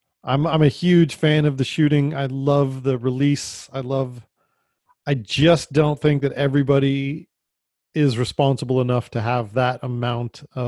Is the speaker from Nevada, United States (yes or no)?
yes; Las Vegas, Nevada, United States; But I came from Vegas, where you could have anything, and you could go out into, it was all Bureau of Land Management